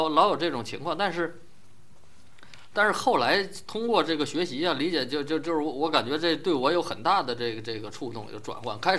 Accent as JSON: {"language": "Chinese", "region": "Northeast China", "country": "China", "said": "比如说我们东北人。好多人进来就务工，然后东北人的民风比较彪悍"}